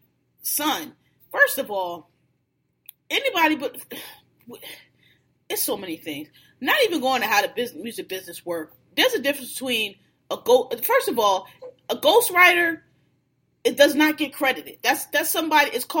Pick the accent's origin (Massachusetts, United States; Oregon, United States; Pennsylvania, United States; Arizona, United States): Pennsylvania, United States; Philadelphia; I'm from Philly, y'all know, born and raised